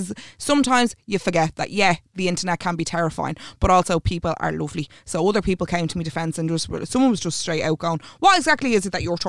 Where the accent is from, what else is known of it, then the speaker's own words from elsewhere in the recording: Ireland; your experience as an Irish, as a white different. Irish woman is not the same experience as mine.